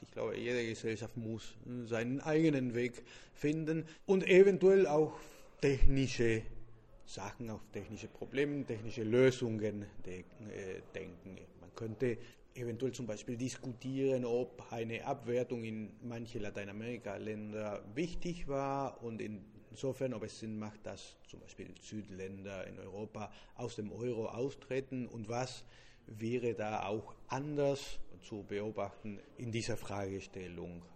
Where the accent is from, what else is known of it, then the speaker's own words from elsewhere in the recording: Argentina; German is a second language; als Argentinier